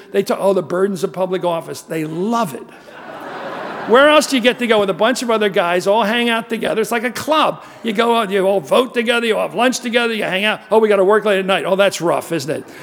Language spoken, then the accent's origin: English; United States; also born or lived in Swaziland; I'm white, I'm American